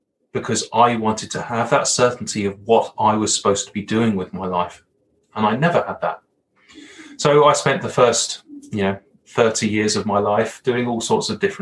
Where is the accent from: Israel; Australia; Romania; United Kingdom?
United Kingdom; Brighton, South East England; accent: Hollywood villain accent; moved away as an adult; now in Alberta, Canada; I grew up in a small city in England called Brighton, which is on the south coast, about an hour's journey from London